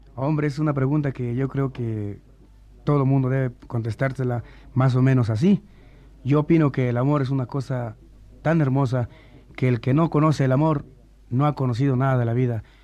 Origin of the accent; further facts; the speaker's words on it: Tacubaya, Mexico City, Mexico; also born or lived in Nogales, Sonora; Me crié en todo el barrio de Tacubaya